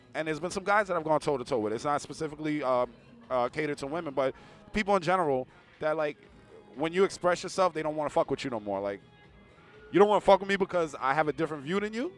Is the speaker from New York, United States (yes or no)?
yes; New York City, New York, United States; I'm from the Bronx